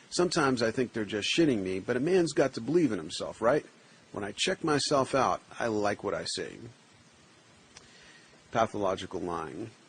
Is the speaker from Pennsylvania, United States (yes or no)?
no; New York City, New York, United States; On the block I grew up on in the Bronx.